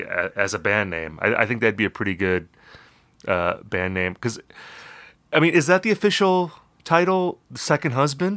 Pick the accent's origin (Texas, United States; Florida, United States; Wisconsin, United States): Wisconsin, United States; Appleton; I'm from Appleton, Wisconsin